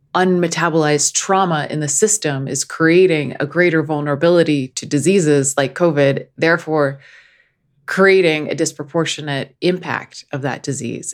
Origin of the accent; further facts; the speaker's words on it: Northeast, United States; I come from the Northeast, which is like the home of intellectual snobbery